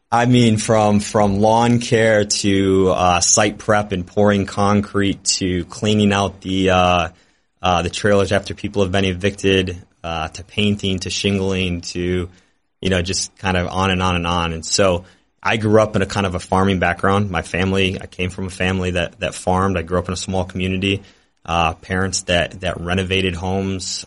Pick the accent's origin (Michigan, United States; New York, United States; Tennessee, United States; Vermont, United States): Michigan, United States; Detroit; moved away as an adult; now in Milwaukee, United States; I wanted to work for my hometown team. And so it was a dream come true to be an intern for the Pistons